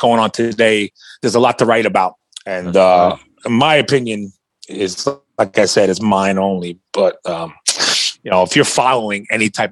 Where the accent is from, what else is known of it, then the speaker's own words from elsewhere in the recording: New York, United States; I grew up in New York